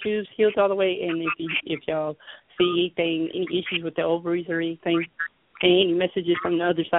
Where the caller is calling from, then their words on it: California, United States; I'm calling from California.